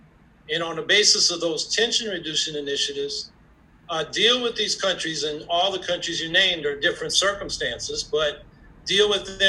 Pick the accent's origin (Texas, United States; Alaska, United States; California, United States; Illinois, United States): California, United States; moved away; I'm originally from California.